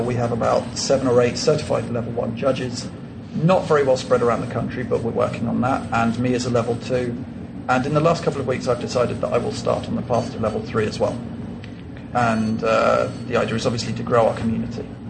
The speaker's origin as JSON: {"language": "English", "region": "England", "country": "United Kingdom", "moved": "as an adult", "lives_now": "Colombia", "said": "I'm English, but now I live in Colombia"}